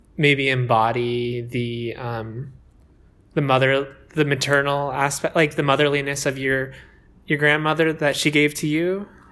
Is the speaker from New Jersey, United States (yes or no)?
yes; New Jersey, United States; I'm from New Jersey